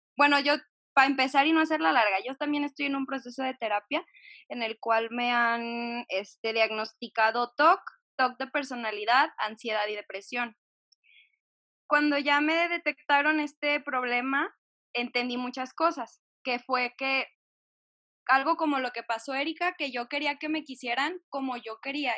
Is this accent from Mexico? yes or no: yes; Jalisco, Mexico; soy de Jalisco